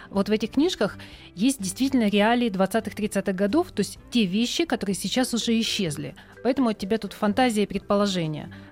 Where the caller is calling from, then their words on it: Yakutsk, Sakha Republic, Russia; я из Якутска, мне 9 лет.